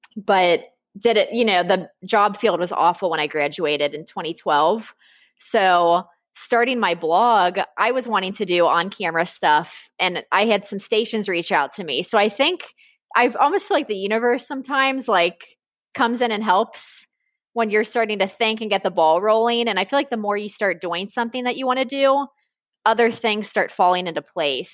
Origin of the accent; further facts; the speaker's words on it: Cincinnati, Ohio, United States; I'm from Cincinnati